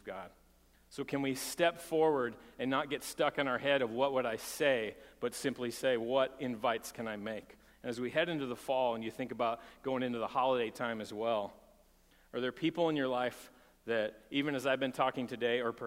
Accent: Texas, United States; moved away; I'm from Texas

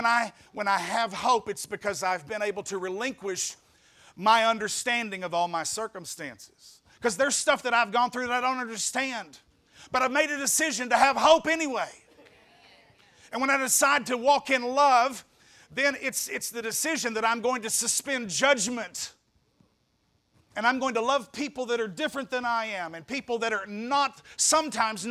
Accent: Marion, Arkansas, United States

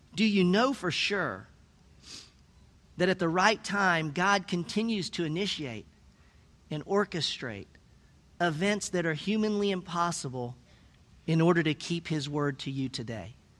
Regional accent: Tennessee, United States; I'm from Tennessee

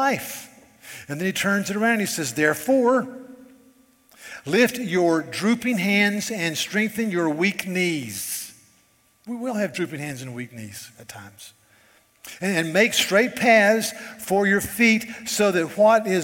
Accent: Charleston, South Carolina, United States; I'm from Charleston, South Carolina

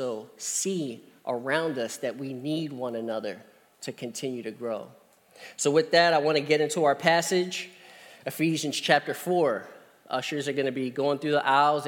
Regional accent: Columbia, Pennsylvania, United States; I'm from Columbia, Pennsylvania

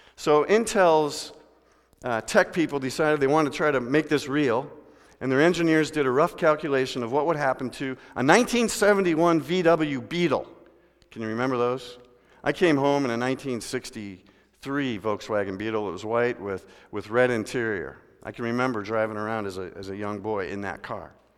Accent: Midwest, United States; We're from the Midwest where they got lakes.

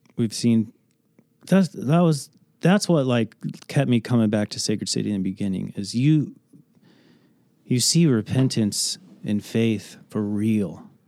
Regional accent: Andalusia, Illinois, United States; also born or lived in California; I grew up in Andalusia, so Rockridge High School is a conglomerate of all the little towns around okay. Edgington, Illinois

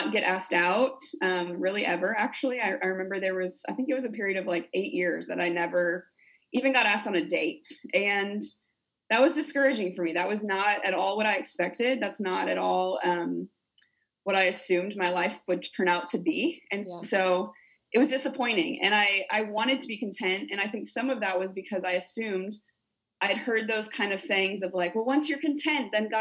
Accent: South Dakota, United States; moved away as an adult; also born or lived in Kentucky / Missouri / Tennessee / Colorado; I'm originally from South Dakota

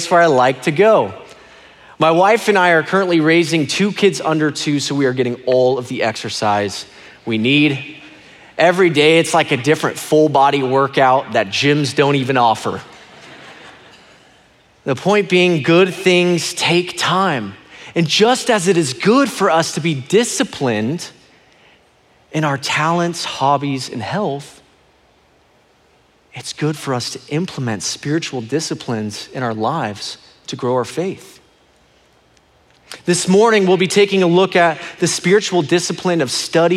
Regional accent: Phoenix, Arizona, United States; I was born and raised here in Phoenix, Arizona, and I love this state.

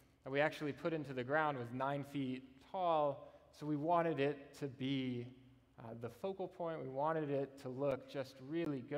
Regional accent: Austin, Texas, United States; my home church, the church I grew up in Austin

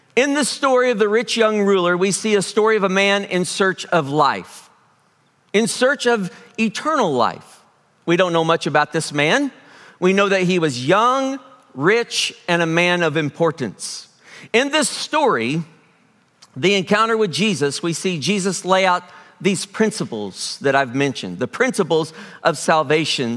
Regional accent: Springfield, United States; I am from Springfield, grew up here in Springfield

